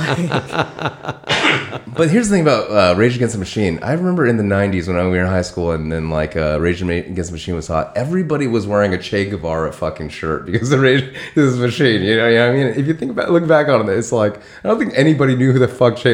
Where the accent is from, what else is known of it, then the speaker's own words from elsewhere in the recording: West Covina, California, United States; I grew up in West Covina.